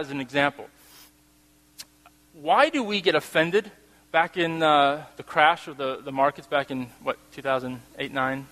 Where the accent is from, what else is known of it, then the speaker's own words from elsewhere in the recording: United States; I'm American. Norwegian-American.